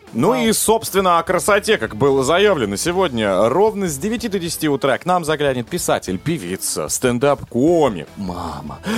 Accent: Russia; я рад, что родился в России

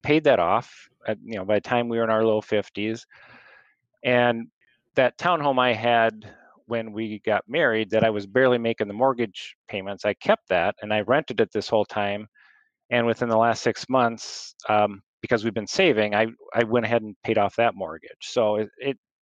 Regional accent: Lake Mills, Iowa, United States; I'm from Lake Mill

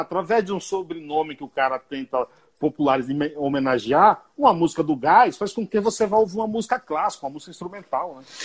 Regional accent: Brazil; moved away as an adult; now in São Paulo, Brazil; eu fui criado na roça, lá no Paiá

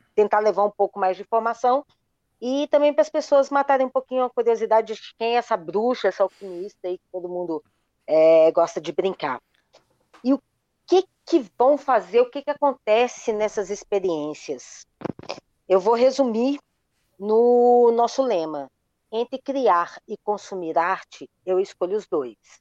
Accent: Minas Gerais, Brazil; eu sou mineiro, daquele mineiro geraizeiro

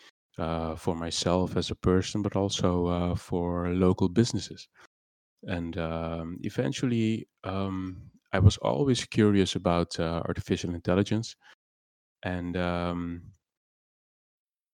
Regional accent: Curaçao; English is a second language; moved away as an adult; also born or lived in Netherlands; I was born in Curacao, and I lived here until I reckon my 18th.

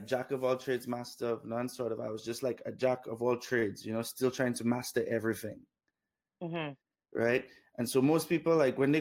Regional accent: Dominica; moved away; also born or lived in Canada; Grew up in Dominica

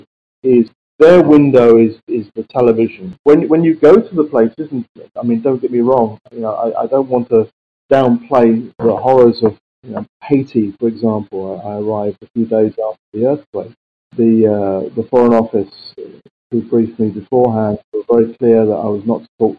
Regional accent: London, United Kingdom; I came from South London, so I knew many of the areas that they came from. I say my first person was Brixton. I went to a little school called Rosendale

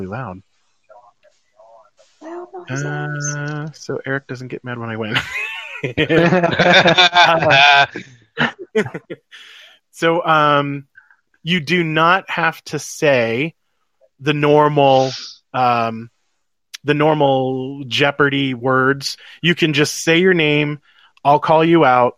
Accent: United States; I'm an American.

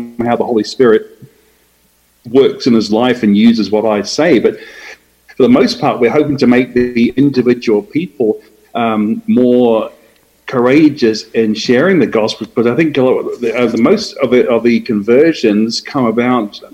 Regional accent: New Zealand; moved away as an adult; also born or lived in Australia / Brisbane, Australia; now in Atlanta, United States; I was born in Australia, but I moved to New Zealand with my parents when I was very young. Did my education in New Zealand

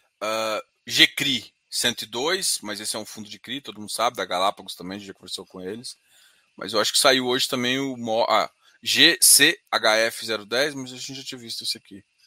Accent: Goiânia, Goiás, Brazil; Daqui de Goiânia, eu sou de Goiânia

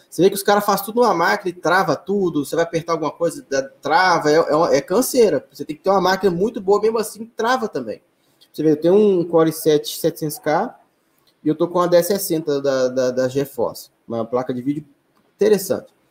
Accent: Belo Horizonte, Minas Gerais, Brazil; also born or lived in Betim; Hoje eu voltei para Belo Horizonte, né, para a cidade onde eu nasci e, e, fui criado

